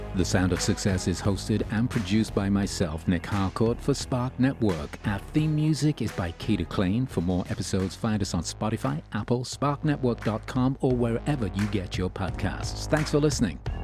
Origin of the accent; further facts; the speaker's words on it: England, United Kingdom; moved away; I grew up in England